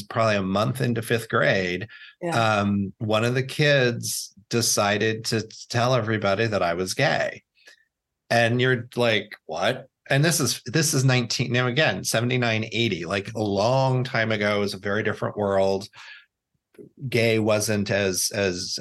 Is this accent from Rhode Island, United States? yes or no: no; Indiana, United States; also born or lived in Florida / New York; growing up in Indiana.